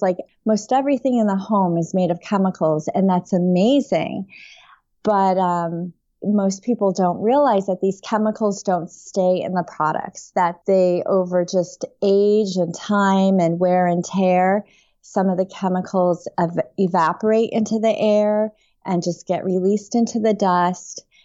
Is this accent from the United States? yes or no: yes; upstate New York, United States; also born or lived in Taipei, Taiwan; I grew up in upstate New York.